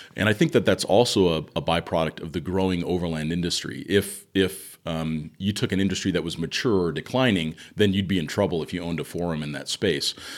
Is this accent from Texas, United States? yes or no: no; Southern California, United States; I grew up in Southern California